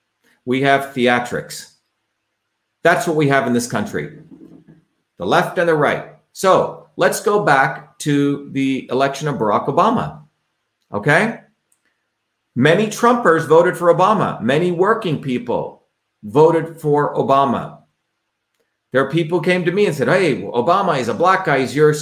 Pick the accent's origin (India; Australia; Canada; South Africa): India; also born or lived in New Jersey; now in United States; growing up in India, when I realized that I grew up in a caste system, that we were treated differently because of where we were born in, came to the United States, grew up in the working class towns of New Jersey.